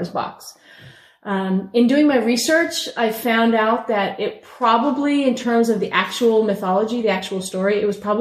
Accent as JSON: {"language": "English", "region": "Newfoundland and Labrador", "country": "Canada", "tie": "born or raised there", "said": "I grew up in Newfoundland"}